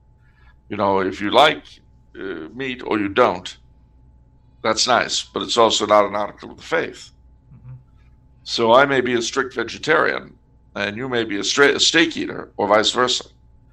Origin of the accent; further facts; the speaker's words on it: California, United States; I'm from California.